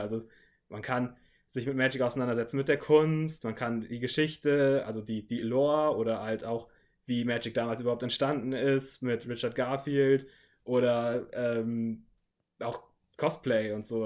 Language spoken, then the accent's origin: German; Northern Germany, Germany; moved away; ursprünglich komme ich wirklich aus Norddeutschland und da ging es in meinem kleinen Dorf